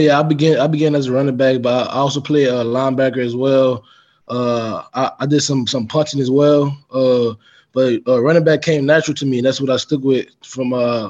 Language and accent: English; New Orleans, Louisiana, United States; I grew up in New Orleans, Louisiana, uptown New Orleans. I grew up in a single parent household. My mother, she raised me and two other siblings. I have a brother and a sister. I'm the oldest.